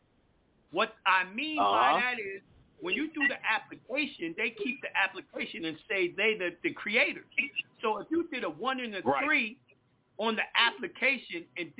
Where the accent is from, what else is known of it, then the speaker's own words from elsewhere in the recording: Mount Vernon, New York, United States; my hometown, Mount Vernon, New York